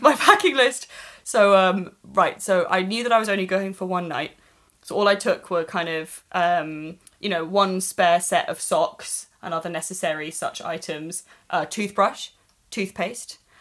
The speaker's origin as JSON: {"language": "English", "town": "Swansea", "region": "Wales", "country": "United Kingdom", "tie": "born or raised there", "said": "where I grew up in Swansea."}